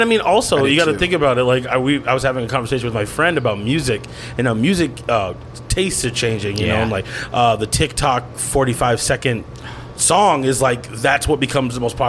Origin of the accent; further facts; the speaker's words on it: New York, United States; now in Minnesota, United States; I moved to Minnesota from New York, right, and from the Bronx specifically